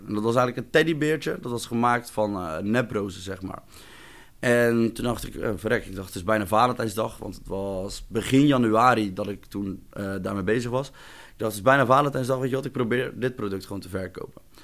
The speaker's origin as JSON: {"language": "Dutch", "town": "Rijnsburg", "region": "South Holland", "country": "Netherlands", "tie": "born or raised there", "said": "Ik ben ook geboren en getogen in Rijnsburg"}